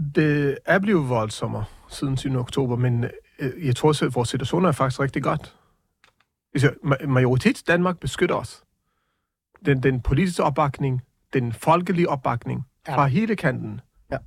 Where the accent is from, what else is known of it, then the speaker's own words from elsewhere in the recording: Jerusalem, Jerusalem District, Israel; now in Denmark; Jeg er opvokset i Jerusalem